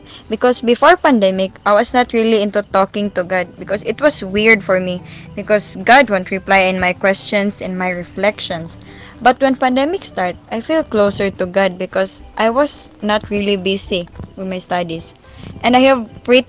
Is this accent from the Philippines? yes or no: yes; Philippines; from the Philippines